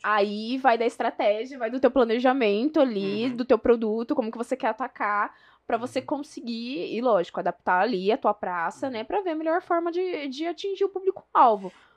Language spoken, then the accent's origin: Portuguese; São José do Rio Preto, São Paulo, Brazil; accent: mineiro; eu sou de São José do Rio Preto